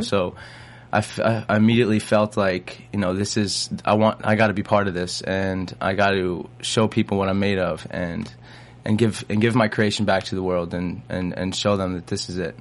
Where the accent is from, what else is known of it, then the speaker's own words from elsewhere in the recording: Long Island, New York, United States; moved away as an adult; also born or lived in Los Angeles, United States; now in Atlanta, United States; I grew up in New York